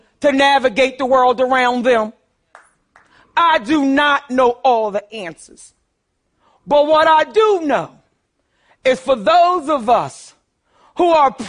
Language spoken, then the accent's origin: English; Philadelphia, Pennsylvania, United States; I grew up poor in North Philadelphia, too.